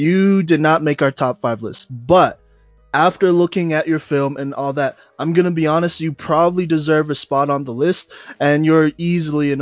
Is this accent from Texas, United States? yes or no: yes; Dallas, Texas, United States; I was born in Dallas